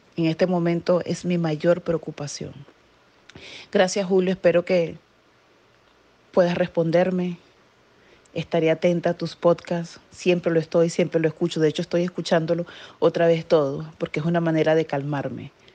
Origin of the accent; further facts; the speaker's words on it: Venezuela; moved away as an adult; now in New Jersey, United States; soy venezolana, vivo en New Jersey, Estados Unidos, desde hace casi 13 años